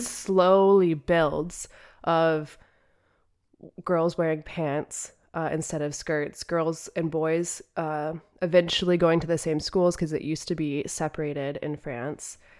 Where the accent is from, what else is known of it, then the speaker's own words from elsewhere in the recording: United States; As an American